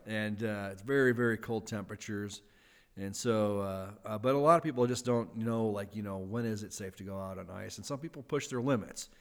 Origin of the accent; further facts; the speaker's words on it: Wisconsin, United States; moved away as an adult; now in Idaho, United States; I grew up in Wisconsin, uh, back in the Midwest